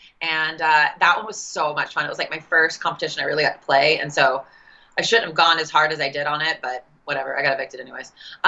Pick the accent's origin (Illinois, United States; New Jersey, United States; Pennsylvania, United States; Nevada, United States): Nevada, United States; Las Vegas; We're both from Vegas.